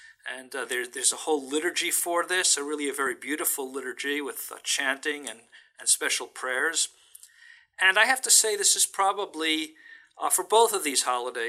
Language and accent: English; New York City, New York, United States; moved away as an adult; also born or lived in Bronx, New York; now in San Francisco, United States; That's where I grew up. I was born in the Bronx in New York, but grew up as a child in Brooklyn. Absolutely. And when I go back there, you can still tell from my accent, which gets stronger once I'm back in New York.